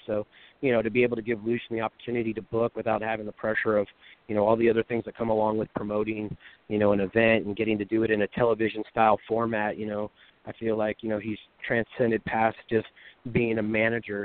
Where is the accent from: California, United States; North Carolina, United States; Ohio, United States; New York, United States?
California, United States; Pacifica; my hometown of Pacifica